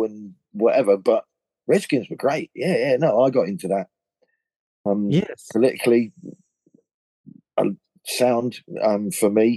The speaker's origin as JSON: {"language": "English", "town": "Thurston", "region": "East of England", "country": "United Kingdom", "tie": "born or raised there", "also_born_or_lived": "Louth, Lincolnshire", "said": "Thurston, a little village four or five miles from Bury St. Edmunds"}